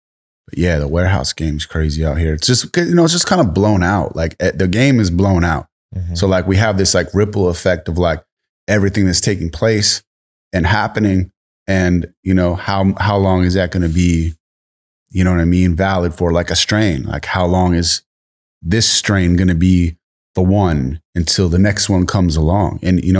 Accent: East Coast, United States; now in California, United States; I'm from the East Coast and came to Cali

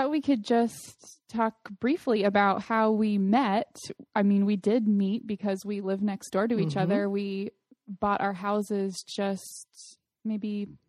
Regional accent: Austin, Texas, United States; now in Arizona, United States; I'm originally from Austin, Texas, but now I'm living here in Arizona, next door to you, with my husband and my baby son, who's about to turn 9 months old.

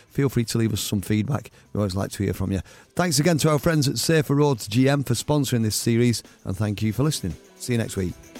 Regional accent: Oldham, North West England, United Kingdom; now in Stockport, United Kingdom; I grew up in Oldham as well, so I'm the same age as you

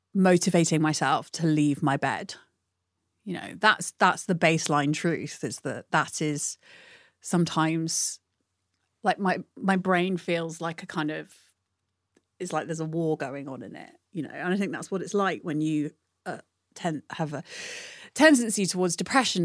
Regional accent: United Kingdom; growing up in Britain

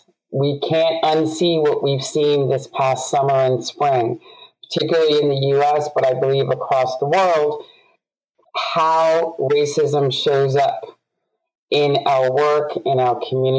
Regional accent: New York, United States; I, as a youth growing up in New York, recognized the disparity

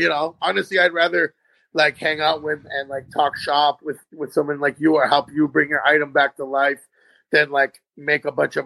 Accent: Tucson, Arizona, United States; I'm born and raised in Tucson, Arizona.

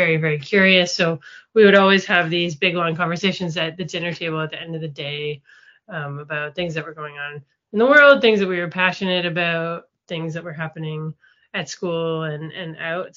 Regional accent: Toronto, Ontario, Canada; also born or lived in Montreal / New York; Toronto is where I also grew up.

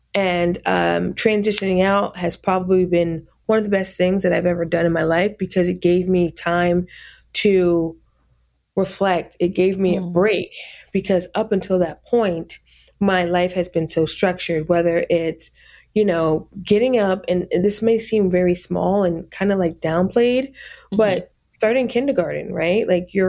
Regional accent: New York, United States; also born or lived in Fort Knox, Kentucky / Germany; So I was born in Fort Knox, Kentucky. {S6} Wow. {S7} And, spent some time in Germany and was raised in upstate New York and went to school in upstate New York as well.

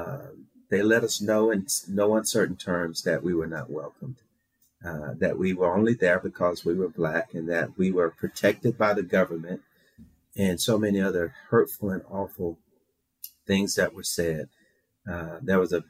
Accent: Shreveport, Louisiana, United States; 5-year-old boy growing up in Shreveport, Louisiana

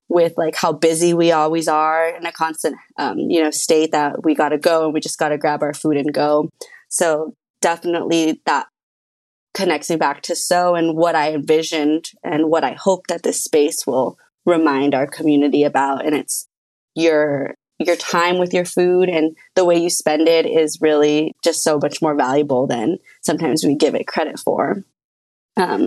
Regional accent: Los Angeles, California, United States; also born or lived in Arleta, Los Angeles; I grew up in Los Angeles in a little spot called El Sereno

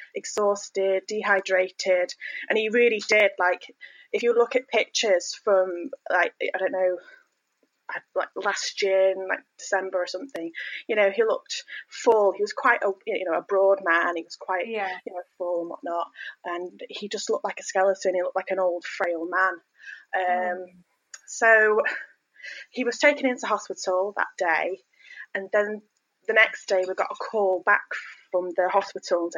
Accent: Northwich, North West England, United Kingdom; also born or lived in York; I'm from Northwich, born and bred

